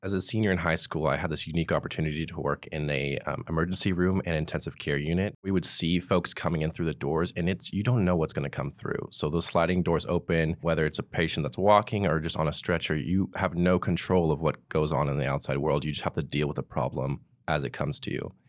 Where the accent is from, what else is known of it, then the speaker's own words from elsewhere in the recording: Pleasanton, California, United States; From Pleasanton, California